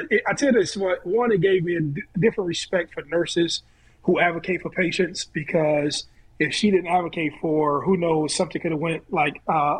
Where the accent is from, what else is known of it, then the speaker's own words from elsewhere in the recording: Ohio, United States; I'm from Ohio